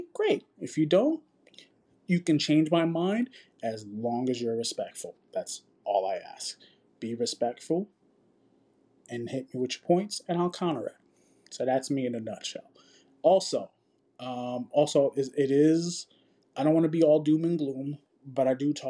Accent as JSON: {"language": "English", "region": "New York", "country": "United States", "moved": "yes", "lives_now": "Dallas, United States", "said": "I'm just a young Puerto Rican geek, 40 years old, just chilling, living my life in Dallas. I'm from New York originally."}